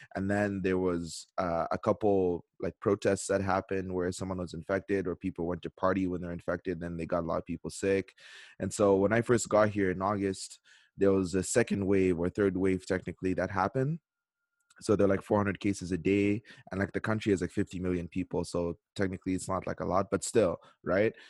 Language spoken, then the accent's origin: English; Canada; moved away as an adult; now in South Korea; I'm in South Korea. But, you know, I am Canadian